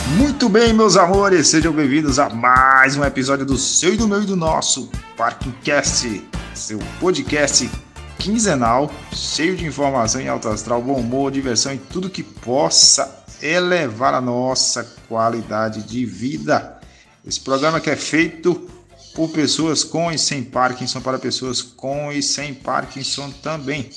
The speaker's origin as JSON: {"language": "Portuguese", "region": "Northeast Region", "country": "Brazil", "said": "sou nordestino"}